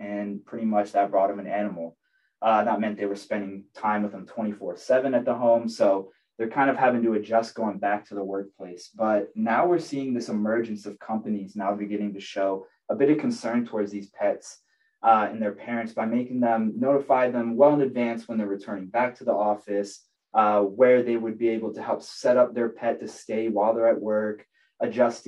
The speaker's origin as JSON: {"language": "English", "town": "Tampa", "region": "Florida", "country": "United States", "said": "I'm from Tampa Bay, Florida"}